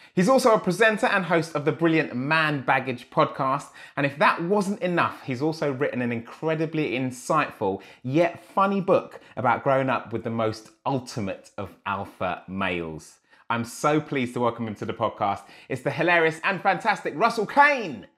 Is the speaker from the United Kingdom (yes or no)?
yes; Enfield, London, United Kingdom; I grew up in Enfield, dude, a different side of Enfield